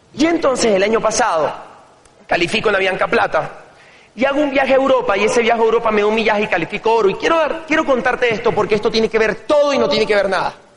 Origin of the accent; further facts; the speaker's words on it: El Tigre, Anzoátegui, Venezuela; moved away; yo nací en un pueblo en Venezuela, una ciudad que se llama El Tigre, de 180 mil habitantes